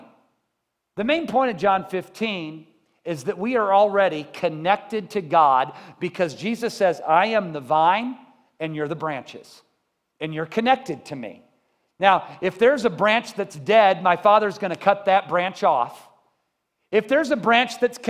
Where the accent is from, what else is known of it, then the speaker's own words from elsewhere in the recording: Columbia, United States; I grew up in Columbia.